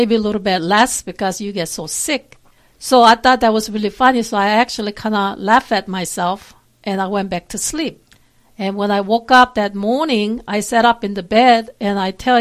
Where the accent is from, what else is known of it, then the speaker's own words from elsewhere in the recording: South Korea; English is a second language; now in Texas, United States; I am from South Korea. I've been here for quite a while, really, but I still have an accent